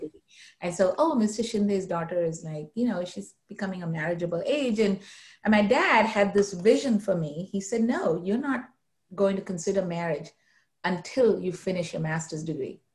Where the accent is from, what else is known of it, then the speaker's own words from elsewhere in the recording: Mumbai, Maharashtra, India; moved away; I grew up in India, uh, in the city of Mumbai